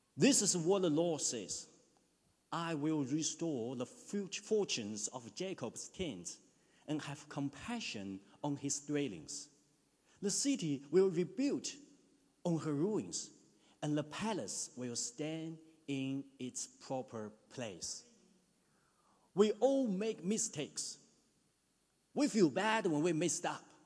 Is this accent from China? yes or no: yes; China; moved away as an adult; now in New Zealand; In my hometown back in China, it can be 40 degrees in summer. When I was in my high school in the mid 90s